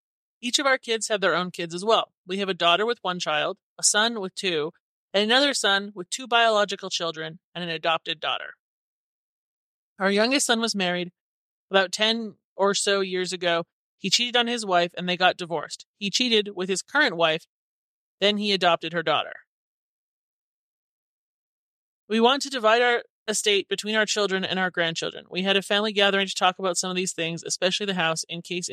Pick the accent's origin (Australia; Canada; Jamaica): Canada; moved away as an adult; also born or lived in California; now in Country; I was Canadian